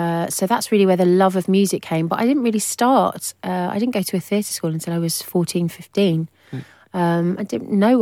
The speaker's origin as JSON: {"language": "English", "town": "Hove", "region": "South East England", "country": "United Kingdom", "tie": "born or raised there", "said": "I came from Brighton in a really modest little semi-detached house in Hove."}